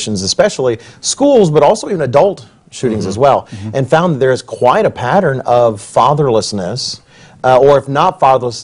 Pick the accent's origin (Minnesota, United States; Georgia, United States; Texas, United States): Texas, United States; Even in my age, kids had gun racks in the back, right? I'm from Texas